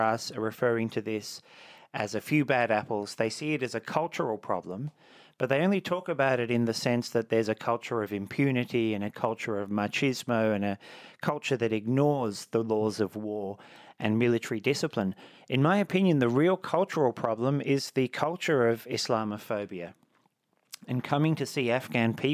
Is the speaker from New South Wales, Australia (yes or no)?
yes; Blue Mountains, New South Wales, Australia; born or raised there